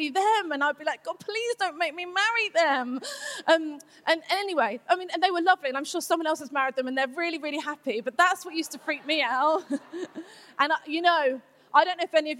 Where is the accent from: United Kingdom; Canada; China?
United Kingdom; England; I'm English